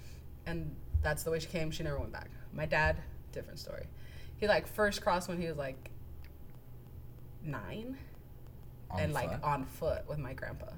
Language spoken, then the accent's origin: English; Baldwin Park, California, United States; born or raised there; now in Chino, United States